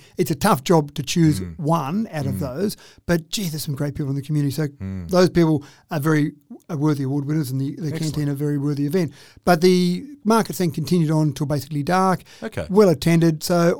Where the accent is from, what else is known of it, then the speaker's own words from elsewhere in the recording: Australia; As an Aussie